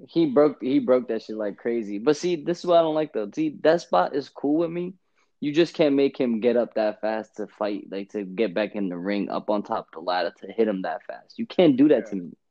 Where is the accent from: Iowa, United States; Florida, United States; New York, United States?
New York, United States; New York City; I'm from Brooklyn